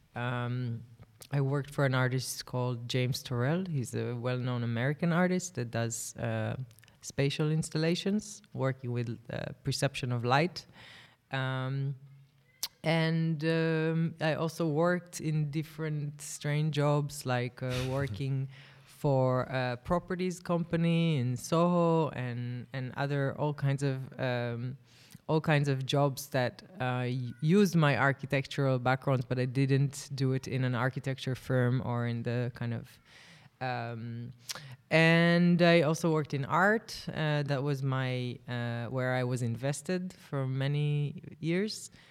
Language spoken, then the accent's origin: English; Tel Aviv, Tel Aviv District, Israel; Tel Aviv is my hometown